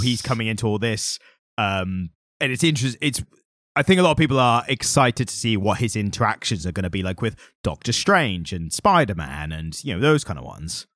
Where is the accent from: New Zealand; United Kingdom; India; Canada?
United Kingdom; being British